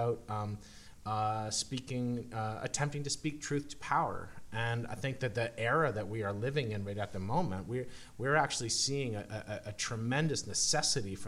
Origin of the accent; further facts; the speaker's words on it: Canada; we're Canadian